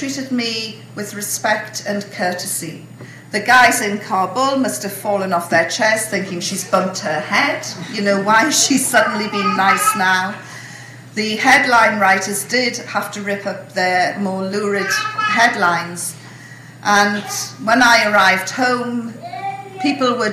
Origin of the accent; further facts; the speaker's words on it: United Kingdom; I'm British